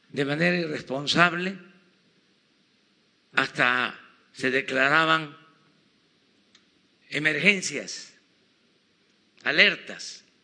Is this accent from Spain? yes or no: no; Mexico; saben que somos mexicanos